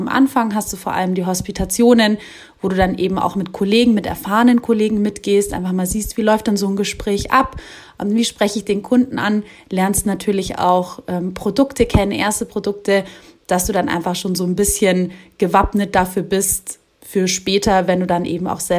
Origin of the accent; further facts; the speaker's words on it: Munich, Bavaria, Germany; ich komme ja aus München, bin aber momentan in der Geschäftsstelle Regensburg eingesetzt.